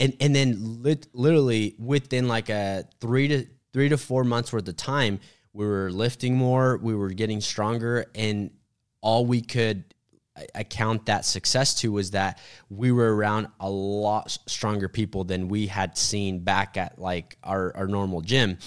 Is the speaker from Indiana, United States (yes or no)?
no; Sand Springs, Oklahoma, United States; I grew up in Sand Springs, which is like, you know, a town about twenty, thirty minutes away